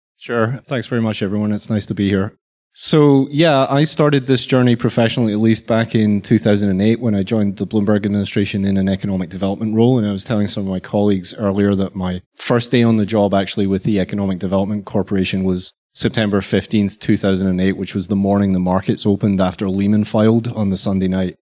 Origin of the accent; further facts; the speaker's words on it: Glasgow, Scotland, United Kingdom; moved away; also born or lived in London / New York / Canada; I'm, I'm originally from Glasgow and spent a long time in London